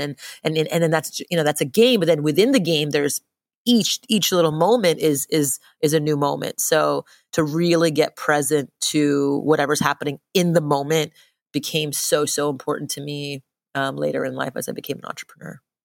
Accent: Montreal, Quebec, Canada; moved away; I grew up in Montreal, Canada

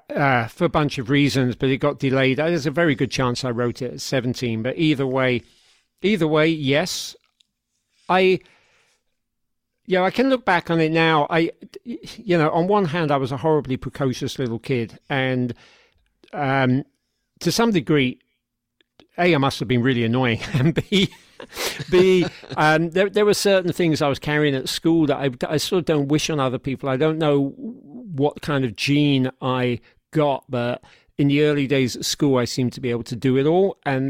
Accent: United Kingdom; Yeah, well, one thing to say to that is that we grew up quicker in Britain than in America. By several years, we were all leaving school at 16.

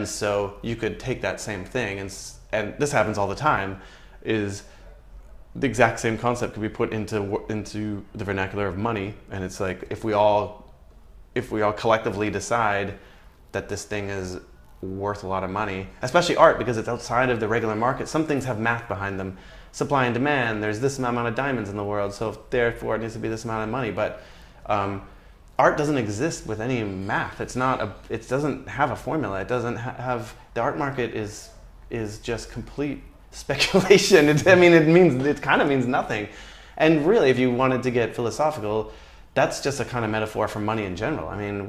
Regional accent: Canada; And it's kind of easy to do, to be honest, because Canadians love Canadians, my dad knows every single goddamn p

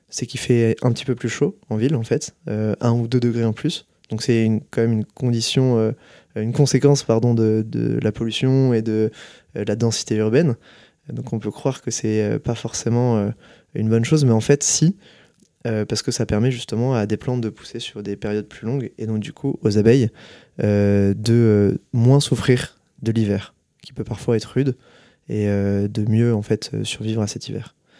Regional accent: Nantes, Pays de la Loire, France; moved away as an adult; ma mère qui a installé des ruches quand j'avais entre 12-10 ans chez nous à Nantes

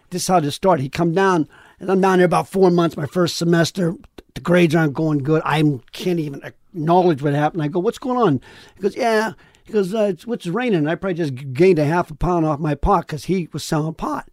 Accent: Sharon, Pennsylvania, United States; moved away; where I grew up in Pennsylvania, they say Golub

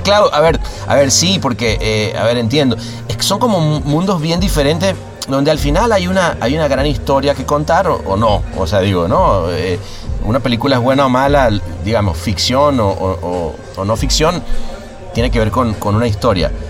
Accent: Venezuela; moved away; mi país

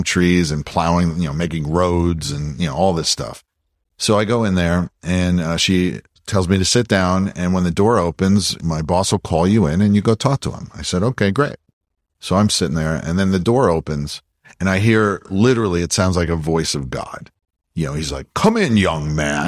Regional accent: Pennsylvania, United States; moved away as an adult; also born or lived in Los Angeles; now in Austin, United States; I'm from Pennsylvania

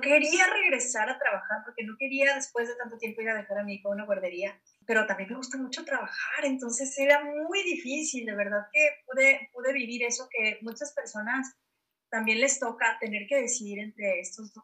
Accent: Guadalajara, Jalisco, Mexico; now in Hermosillo, Mexico; yo soy de Guadalajara y ahora estoy en, Hermosillo, me vino para acá al norte

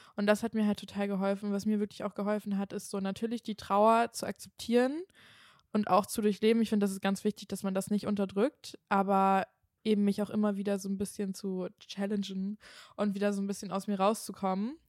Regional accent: Kiel, Schleswig-Holstein, Germany; moved away; also born or lived in Cologne; ich komme ja eigentlich aus Kiel und ich war ja dann auch nach Köln gezogen

